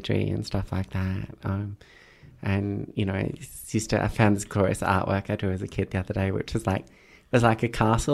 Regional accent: Queensland, Australia; now in Melbourne, Australia; I grew up in a rural pocket of Queensland

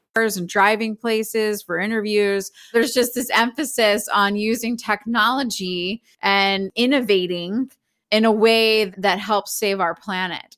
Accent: Philadelphia, Pennsylvania, United States; now in Los Angeles, United States; I grew up in Philly

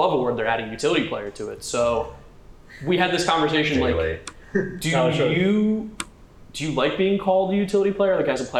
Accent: Westfield, New Jersey, United States; We're from Westfield, Union County.

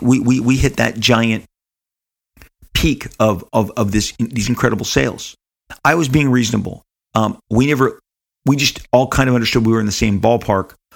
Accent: Los Angeles, California, United States; Living in Southern California

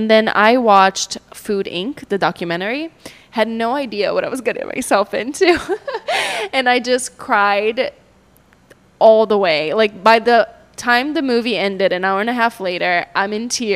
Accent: Brazil; now in St. Petersburg, United States; I'm from Brazil, and it's a very meat-heavy Brazilian diet

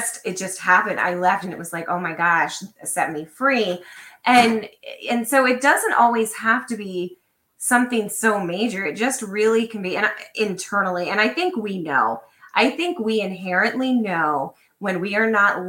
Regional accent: Lancaster, Pennsylvania, United States; I grew up in Lancaster, Pennsylvania, which is very conservative

